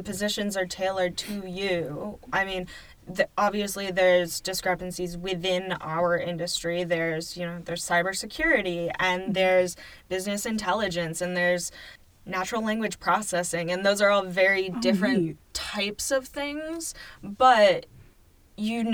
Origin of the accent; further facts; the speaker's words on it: Baldwinsville, New York, United States; moved away as an adult; also born or lived in New Hampshire; now in Syracuse, United States; I grew up in Baldwinsville and I wanted to move back